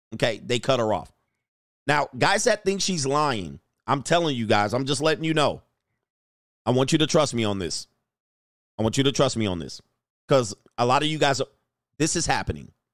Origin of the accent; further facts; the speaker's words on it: Southern California, United States; also born or lived in San Fernando Valley / Newport Beach, Orange County; I grew up in Southern California